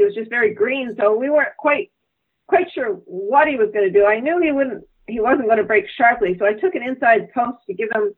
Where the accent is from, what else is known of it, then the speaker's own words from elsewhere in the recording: Canada; as a Canadian racing